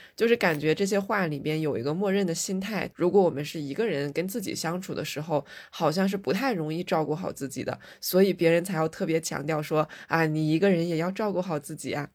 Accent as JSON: {"language": "Chinese", "region": "Northeast China", "country": "China", "tie": "born or raised there", "said": "我小时候在餐厅里面很难看到一个人吃饭，尤其是东北的菜份比较大"}